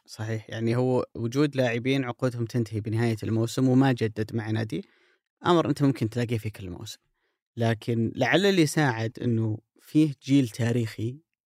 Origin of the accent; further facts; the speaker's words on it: Saudi Arabia; عندنا في السعوديه